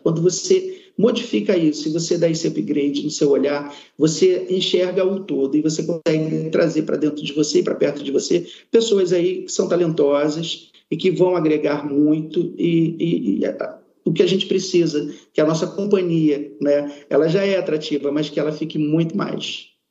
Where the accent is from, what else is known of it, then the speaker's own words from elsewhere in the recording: Amazonas, Brazil; now in Rio de Janeiro, Brazil; Eu me orgulho de ter nascido no Amazonas, é, trago dentro de mim aquela cultura e trago de dentro de mim também a saudade que tenho de minha terra, mas moro no Rio de Janeiro